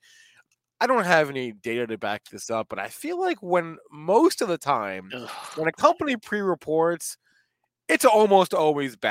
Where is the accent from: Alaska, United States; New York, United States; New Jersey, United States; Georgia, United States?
New Jersey, United States; in the town I grew up in, that there was this one strip mall. There's 1,000 strip malls, right? I'm from New Jersey